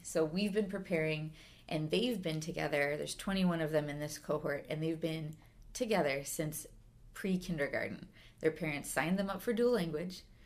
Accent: Schaumburg, Illinois, United States; also born or lived in McAllen, Texas; I came back home to, I'm from Schaumburg, so kind of to this area

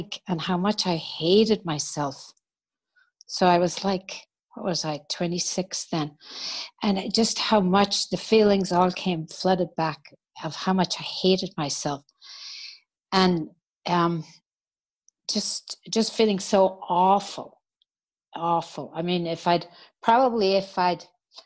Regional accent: Ireland; moved away as an adult; I grew up in Ireland

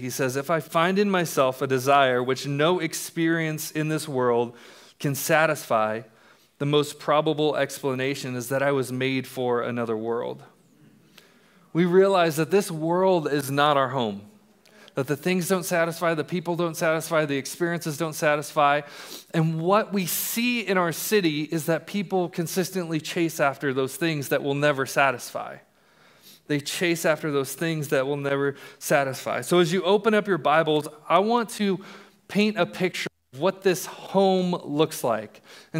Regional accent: Colorado, United States; also born or lived in England; I was born in England. My dad was in the military. And And we moved to Colorado when I was in first grade.

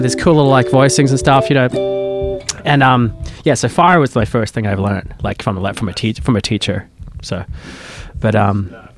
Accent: Sydney, New South Wales, Australia; moved away as an adult; now in United States; where I grew up in Sydney, which is like Manly, Warringah area, in the Northern Beaches.

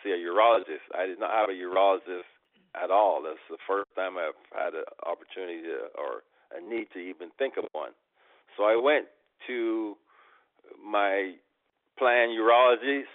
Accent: Barbados; moved away as an adult; also born or lived in New York / California / Houston; I was born in Barbados and left there when I was 19 years old.

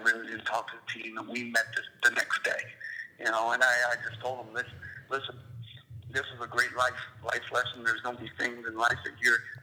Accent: Miami, Florida, United States; in Miami, born and raised

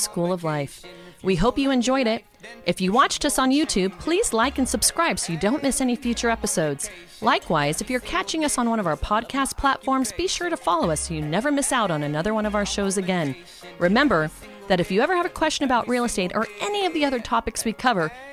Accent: San Francisco, California, United States; moved away; I grew up in San Francisco

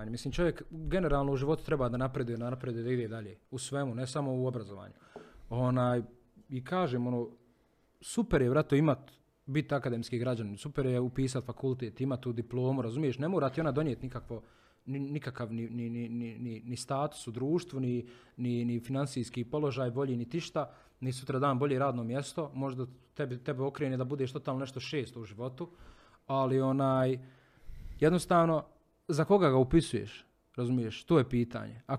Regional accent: Bosnia & Herzegovina; prvi put kod nas u Bosni i Hercegovini.

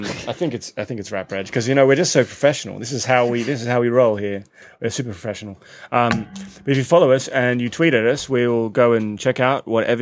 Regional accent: Australia; accent: Australian; now in London, United Kingdom; we're Australian. I don't know if you can tell from the accents.

